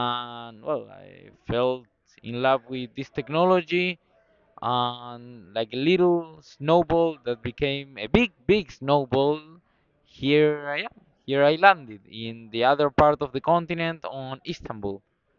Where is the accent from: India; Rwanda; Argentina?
Argentina; I'm from Argentina.